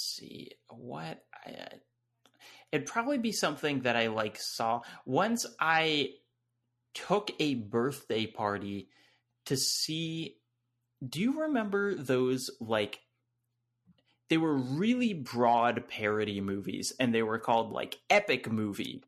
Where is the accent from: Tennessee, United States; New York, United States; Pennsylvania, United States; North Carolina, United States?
North Carolina, United States; I'm from North Carolina.